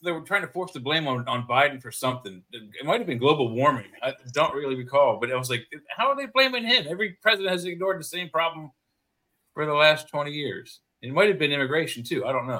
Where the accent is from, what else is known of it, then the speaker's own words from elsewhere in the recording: United States; I am from near Washington, D.C.